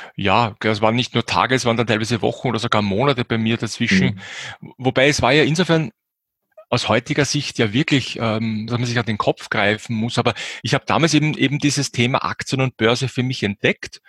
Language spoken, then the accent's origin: German; Austria; bei uns in Österreich